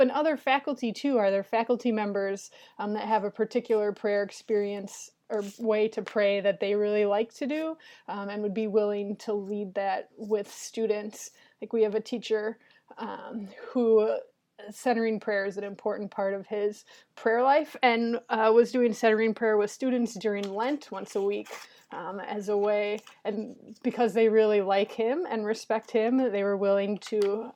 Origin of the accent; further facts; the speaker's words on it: Minnesota, United States; moved away as an adult; now in Cleveland, United States; I'm originally from Minnesota, and so I went to school up there